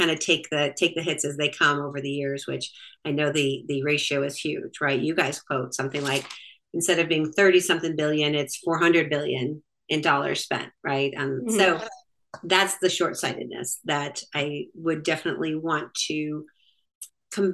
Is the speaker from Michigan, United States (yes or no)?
yes; Michigan, United States; also born or lived in Florida; now in North Fulton, Georgia, United States; I am actually from Michigan by way of Florida and have been in the North Fulton area for 25 years